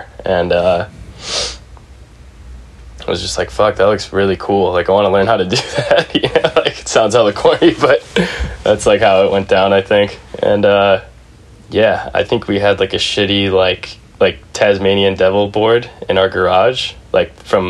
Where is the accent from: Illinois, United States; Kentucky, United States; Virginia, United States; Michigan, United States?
Illinois, United States; Naperville; also born or lived in Arizona; now in San Francisco, United States; I grew up in Naperville, Illinois. It's a suburb of Chicago. It's one of like a million suburbs in Illinois.